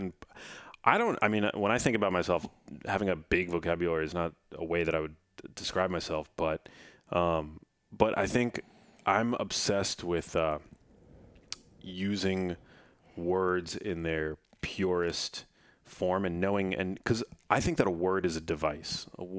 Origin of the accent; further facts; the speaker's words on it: New York, United States; accent: New York; Growing up, I had a little bit of like a New York accent because I grew up in New York, and I shed it because somebody once made fun of the way that I, in school, like elementary school, said water.